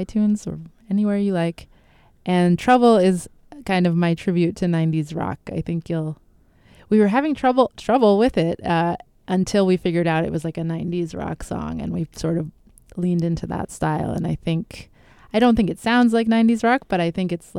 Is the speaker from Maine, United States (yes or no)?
yes; Portland, Maine, United States; also born or lived in Palau; I was born and raised here in Portland. I'm a Mainer